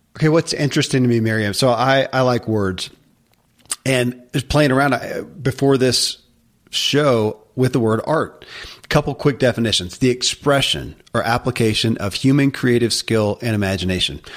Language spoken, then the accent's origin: English; Kentucky, United States; born or raised there